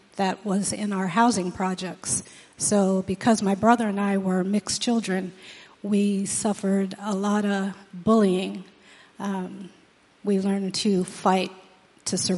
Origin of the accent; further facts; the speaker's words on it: New Haven, Connecticut, United States; I grew up in New Haven, Connecticut in a single-parent